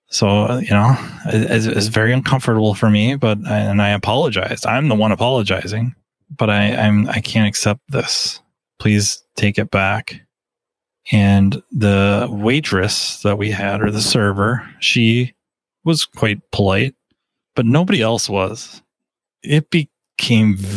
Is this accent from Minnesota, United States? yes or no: yes; Minnesota, United States; I was from Minnesota